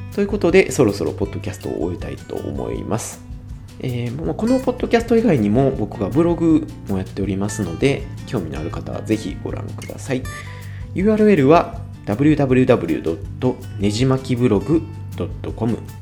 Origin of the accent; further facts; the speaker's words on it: Kansai, Japan; accent: Kansai dialect; 僕は割あの関西で生まれてずっと関西育ち